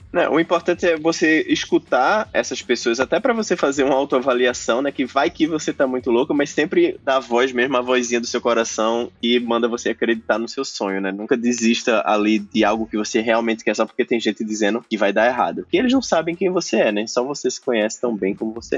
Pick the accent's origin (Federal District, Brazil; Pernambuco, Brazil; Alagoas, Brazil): Pernambuco, Brazil; Recife; sou do Colégio Militar de Recife